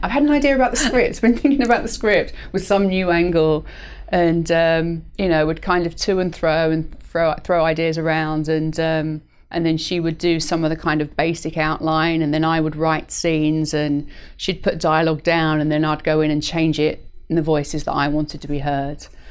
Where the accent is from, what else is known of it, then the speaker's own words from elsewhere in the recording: United Kingdom; moved away as an adult; also born or lived in London / New York; now in Los Angeles, United States; being British was something slightly unique in New York